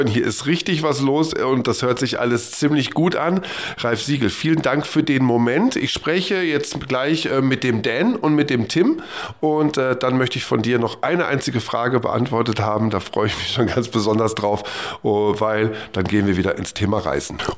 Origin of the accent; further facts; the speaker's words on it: Duisburg, North Rhine-Westphalia, Germany; Duisburg. Ähm, ist ja meine Heimat. Ich komme ja aus dem Ruhrgebiet